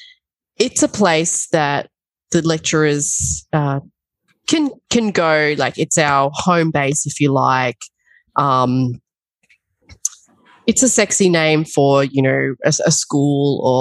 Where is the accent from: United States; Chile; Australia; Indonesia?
Australia; Albury, New South Wales; I'm an Albury girl. So I would say New South Welshman through and through.